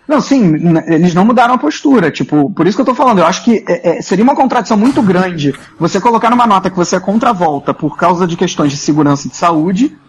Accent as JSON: {"language": "Portuguese", "country": "Brazil", "moved": "yes", "lives_now": "Duisburg, Germany", "said": "quando a gente é brasileiro"}